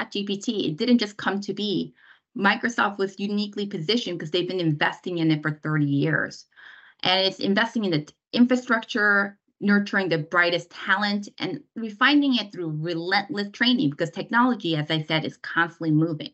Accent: South Korea; now in United States; I was born in Korea, immigrated to the United States. So I'm a Korean American.

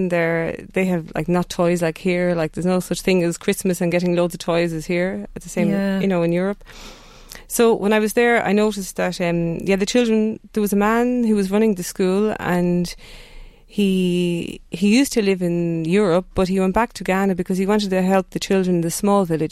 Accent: Duleek, County Meath, Ireland; moved away as an adult; also born or lived in Drogheda / Athlone; now in Netherlands; I grew up in Duleek, Station Road

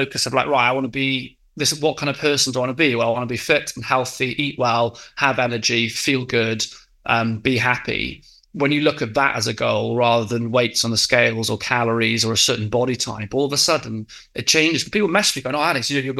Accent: West Wales, United Kingdom; moved away as an adult; also born or lived in Exeter; now in London, United Kingdom; I grew up in West Wales

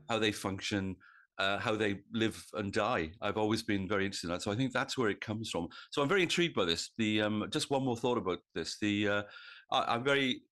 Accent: Wales, United Kingdom; now in New South Wales, Australia; I come from, as I think of it, Old South Wales

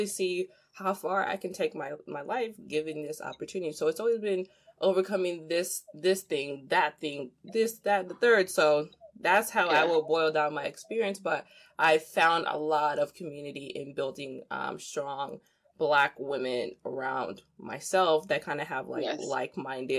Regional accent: DR Congo; moved away; I'm from the Democratic Republic of Congo, not to be confused with the Republic of Congo across the street. I'm from DRC

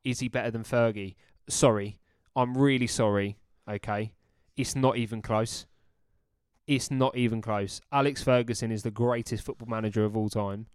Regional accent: United Kingdom; us as British males

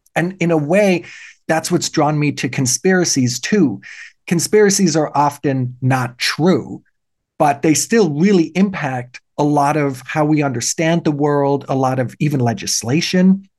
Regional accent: Germany; now in Canada; Yes, I was born in Germany. I had a German citizenship. I immigrated to Canada. Now I'm Canadian

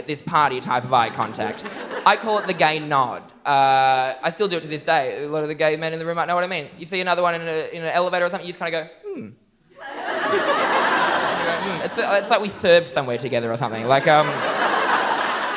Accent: Newcastle, New South Wales, Australia; living in my hometown of Newcastle

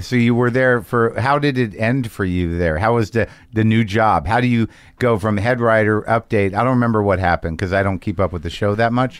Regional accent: Albuquerque, New Mexico, United States; moved away; You spend time in my hometown now.

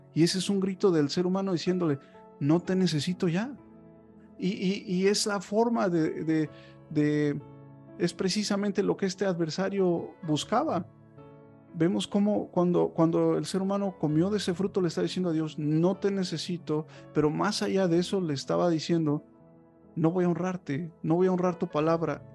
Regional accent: Mexico

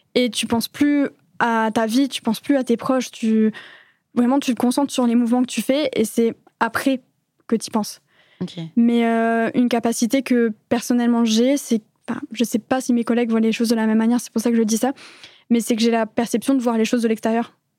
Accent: France; moved away as an adult; now in Belgium; je suis une Française expatriée en Belgique depuis maintenant quelques années

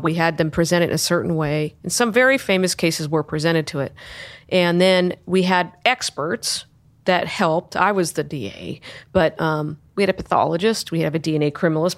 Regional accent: Sacramento, California, United States; I grew up in Sacramento. I grew up in the Arden area

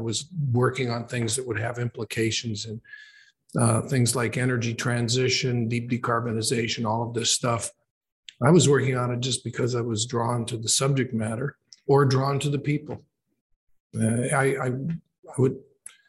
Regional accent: Oshawa, Ontario, Canada; also born or lived in Toronto; So I was born in Toronto and then grew up in a place called Oshawa, which is about 40 kilometers east of Toronto.

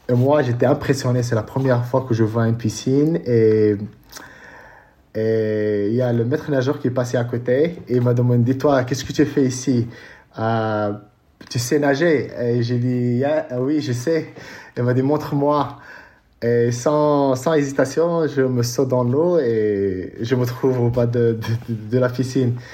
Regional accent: Casablanca, Casablanca-Settat, Morocco; French is a second language; je suis né euh, à Casablanca. j'ai 39 ans

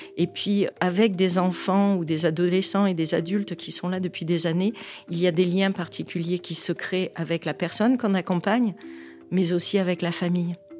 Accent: Provence-Alpes-Côte d'Azur, France; Chez nous, en Provence

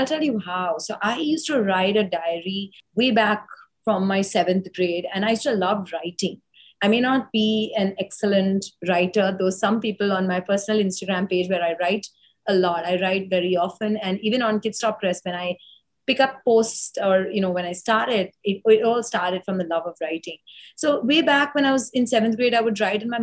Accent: Mumbai, Maharashtra, India; I was one of four sisters growing up in Bombay.

